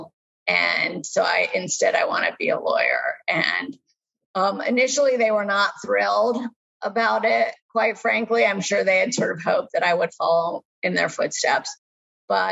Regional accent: Montgomery, Alabama, United States; also born or lived in India / Kansas City; I spent my formative years in Montgomery, Alabama. And so I, you know, call Montgomery my hometown.

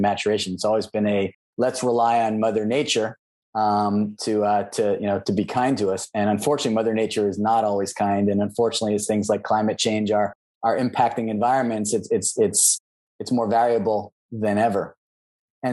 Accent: New Jersey, United States; moved away as an adult; also born or lived in New York / Washington, D.C.; now in Silicon Valley, United States; I grew up on the East Coast. I'm from Jersey, exit 9

